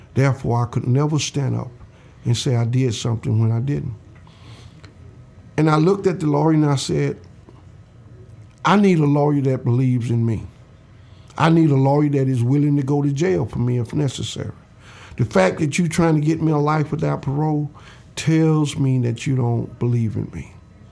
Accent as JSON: {"language": "English", "region": "Alabama", "country": "United States", "said": "I'm from the South here in Alabama"}